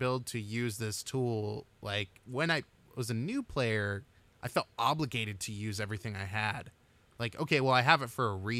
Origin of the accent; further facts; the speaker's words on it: United States; I'm American.